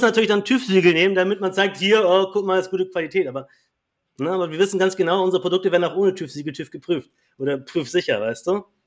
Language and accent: German; Kiel, Schleswig-Holstein, Germany; Also ich komme ja aus Kiel und äh, wir haben hier eine große Gruppe in Kiel.